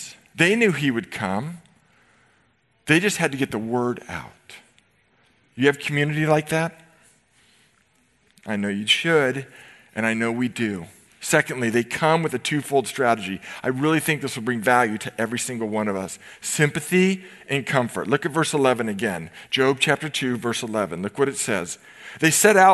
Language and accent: English; Novato, California, United States; I grew up in Novato